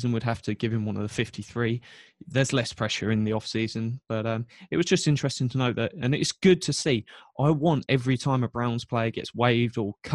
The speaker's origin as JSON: {"language": "English", "region": "England", "country": "United Kingdom", "tie": "born or raised there", "said": "I was born in England."}